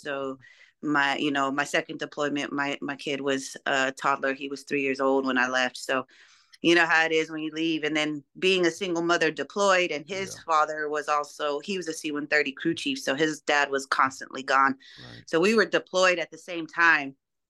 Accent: Denver, Colorado, United States; From Colorado.

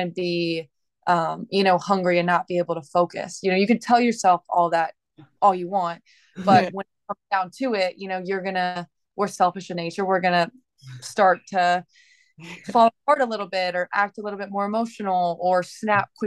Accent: Indiana, United States; I grew up in the Midwest in Indiana, very patriotic.

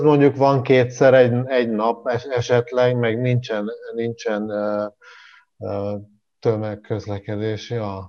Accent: Jász-Nagykun-Szolnok, Hungary; moved away; én Jászlókon szólnak megyéből származom

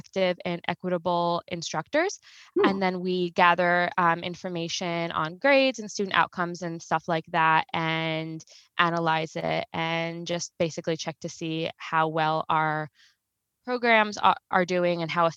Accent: New York City, New York, United States; moved away as an adult; I was born and raised in Brooklyn, New York, where I lived until I got married.

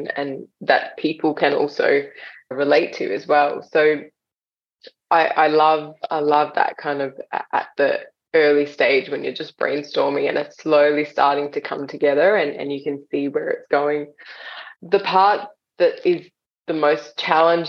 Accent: Australia; also born or lived in India; we moved from India to Australia when I was 7.

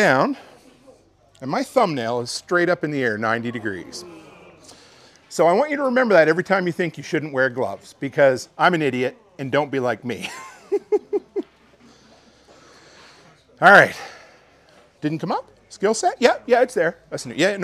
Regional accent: Canada; I'm Canadian

